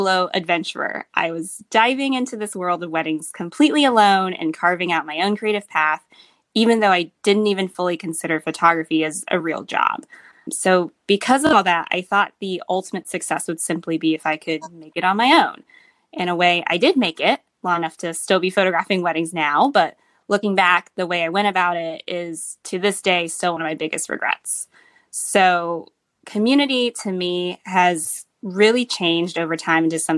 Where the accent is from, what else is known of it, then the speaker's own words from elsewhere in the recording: Atlanta, Georgia, United States; moved away as an adult; now in San Francisco, United States; I'm originally from Atlanta, Georgia. That's where I grew up. That's where I was born and raised and went to school.